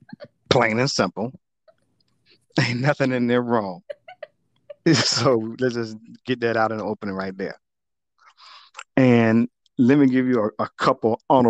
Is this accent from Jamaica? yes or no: yes; Jamaica; Sorry, my Jamaican people